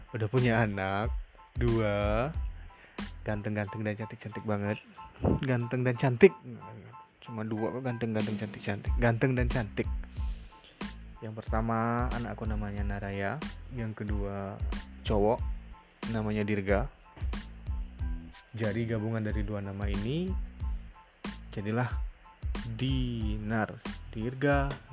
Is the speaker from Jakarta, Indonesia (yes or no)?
no; Bengkulu, Indonesia; aku asalnya dari Bengkulu provinsi Bengkulu Sumatera